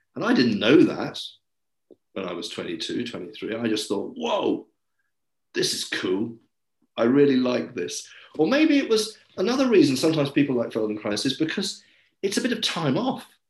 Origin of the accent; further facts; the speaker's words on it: England, United Kingdom; also born or lived in Paris / London; I am English, um, and I've always lived in the UK.